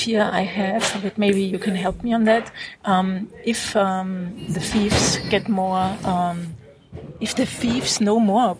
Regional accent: Vienna, Austria; I'm from Vienna or close to the Czech Republic.

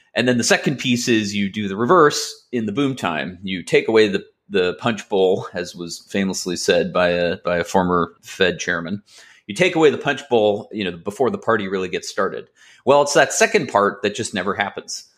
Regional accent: Los Angeles, California, United States; also born or lived in Massachusetts; I grew up in Los Angeles

